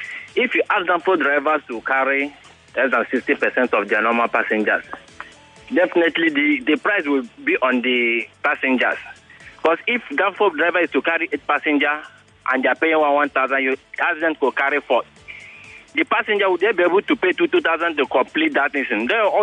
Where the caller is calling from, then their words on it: Ikorodu, Lagos, Nigeria; I'm calling from Ikorodu.